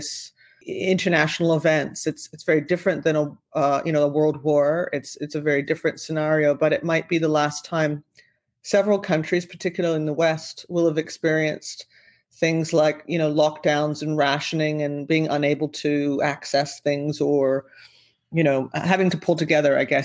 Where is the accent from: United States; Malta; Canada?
Canada; also born or lived in Vancouver / Australia; I'm back in beautiful Canada in my hometown and we have a house here